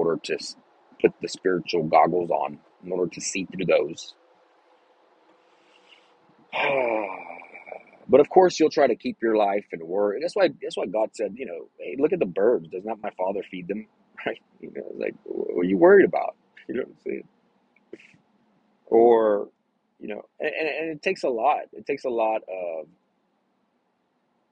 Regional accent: Texas, United States; I'm was born in Texas and I love my state

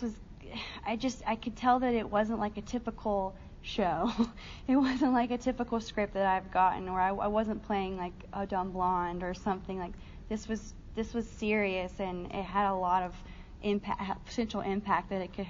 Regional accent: Shelby, North Carolina, United States; moved away; I felt really different in my hometown, and I'm from a really small rural town in North Carolina

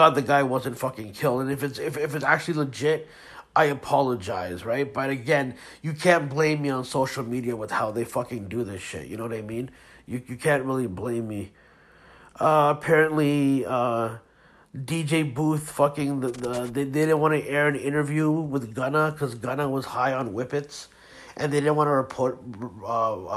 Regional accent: Pakistan; I'm Pakistani

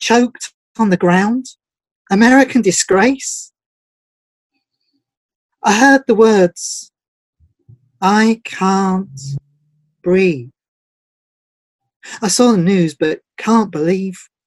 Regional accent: England, United Kingdom; I'm from, well, you can guess by my accent, I'm from England

